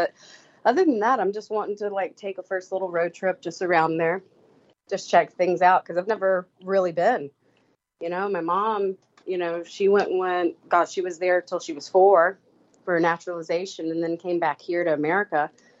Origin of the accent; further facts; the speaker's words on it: Savannah, Georgia, United States; from the Paranormal Ghost Tour here in Savannah, Georgia. Local native